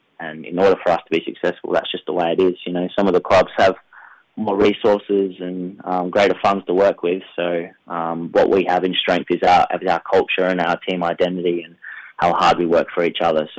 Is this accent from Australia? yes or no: yes; McLaren Vale, South Australia, Australia; I'm a very proud McLaren Vale boy, so I like to get, well, I live back in my hometown